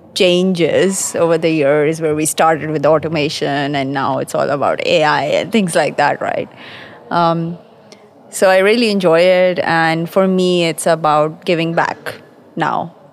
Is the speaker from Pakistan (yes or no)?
yes; Pakistan; moved away as an adult; now in London, United Kingdom; I'm based in London. Uh, I'm originally from Pakistan. I've been in London for about 18 years